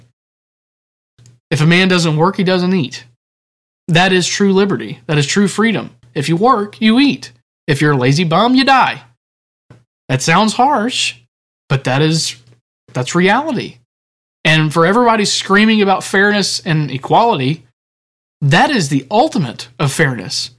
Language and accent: English; United States; as American citizens